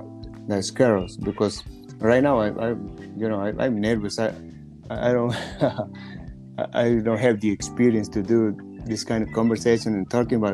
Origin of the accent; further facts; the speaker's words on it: Mexico; English is a second language; now in United States; Hello, everybody. … I'm from Mexico, but I live in, right now here in the USA. I work in a little supermarket. I'm a butcher there.